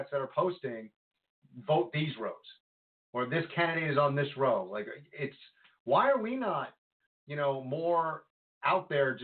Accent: Congers, New York, United States; I grew up in Congers

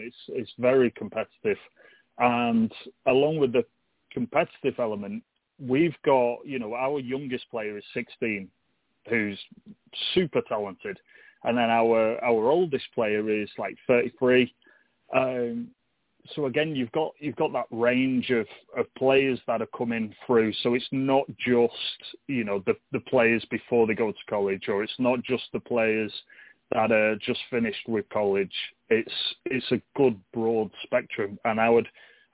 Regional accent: England, United Kingdom; now in United States; I'm English, and that's obviously where my roots are

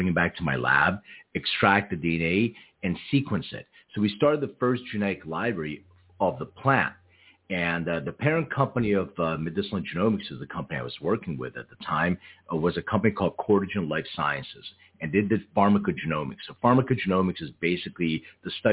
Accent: Philadelphia, Pennsylvania, United States; now in Los Angeles, United States; when I was a real little kid, I grew up in Philadelphia

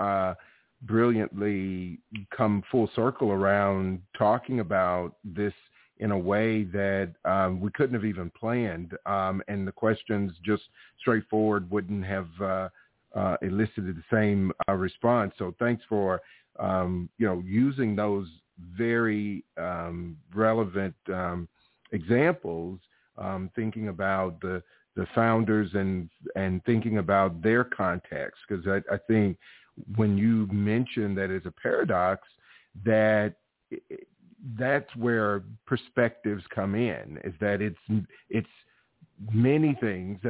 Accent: Alabama, United States; born and raised in Alabama

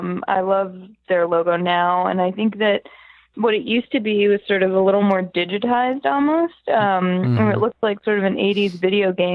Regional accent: Boston, Massachusetts, United States; I'm from Boston

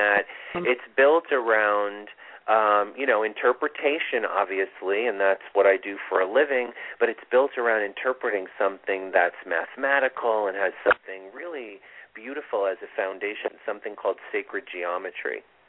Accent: Vista, New York, United States; I grew up right near there, up in oh. Vista. You know Vista, New York.

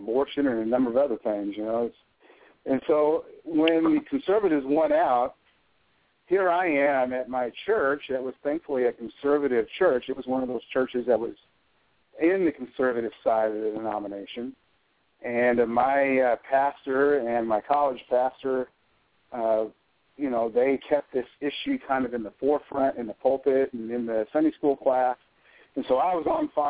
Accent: Arkansas, United States; moved away as an adult; also born or lived in Missouri; When we moved to Arkansas from Missouri, we started to attend my mother's family's church

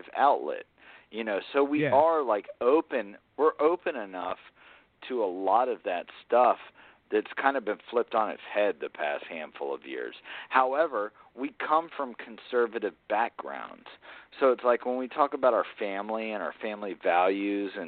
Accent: Atlanta, Georgia, United States; also born or lived in South Carolina (near Charleston); I grew up in Atlanta

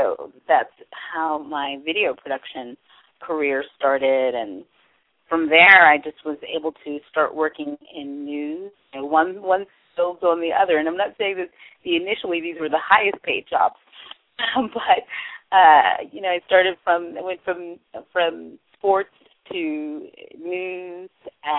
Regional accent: New York City, New York, United States; I am from New York, originally from Brooklyn, but grew up in the Brooklyn and Queens area.

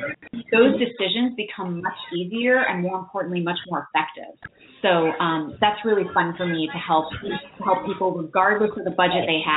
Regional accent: New York, United States; also born or lived in Chicago; now in San Francisco, United States; I grew up in New York

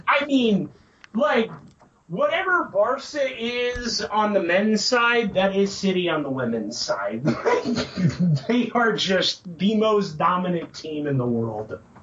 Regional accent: United States; as an American

